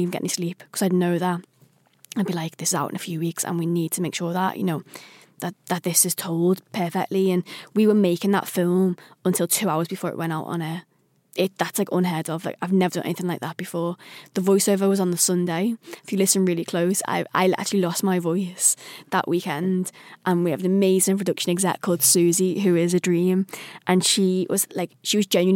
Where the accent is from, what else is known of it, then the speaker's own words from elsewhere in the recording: Liverpool, North West England, United Kingdom; I'm a Scouser.